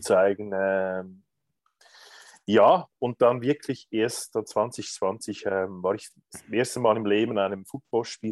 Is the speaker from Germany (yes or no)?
no; Lucerne, Switzerland; also born or lived in Greece; komme aus Luzern, aus der Zentralschweiz